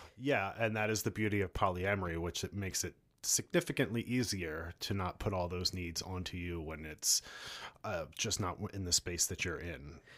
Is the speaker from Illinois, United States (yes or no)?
no; Philadelphia, Pennsylvania, United States; moved away; I'm from Philly